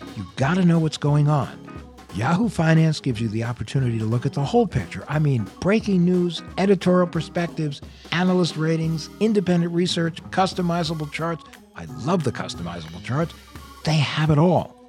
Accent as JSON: {"language": "English", "area": "the East", "region": "Northeast", "country": "United States", "also_born_or_lived": "Michigan", "moved": "as an adult", "said": "I'm from the East. I moved out west a couple years ago."}